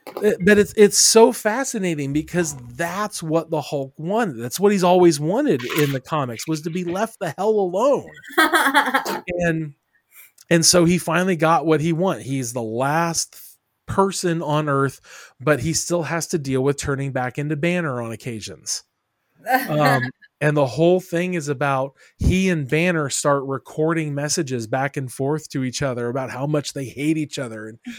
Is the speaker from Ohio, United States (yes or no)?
yes; Springfield, Ohio, United States; now in Dayton, United States; I came from Springfield to Dayton.